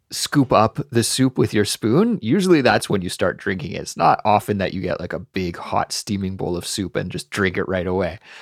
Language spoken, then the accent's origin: English; Canada; I'm Canadian